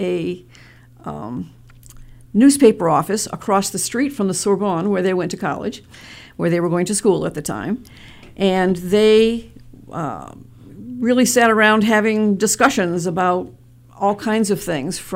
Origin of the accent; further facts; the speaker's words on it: Detroit, Michigan, United States; now in Mansfield, United States; I was born in Detroit, Michigan, and that's where I grew up.